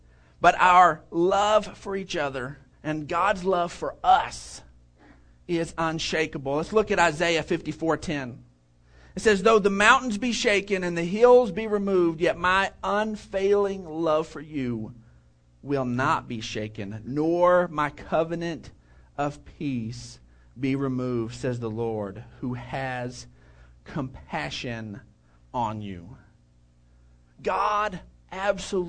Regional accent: Odessa, Texas, United States; I grew up in Odessa, and out there it's just flat

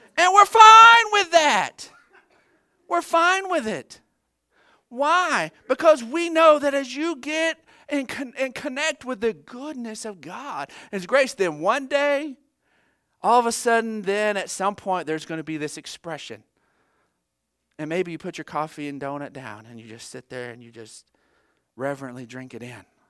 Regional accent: United States; as an American

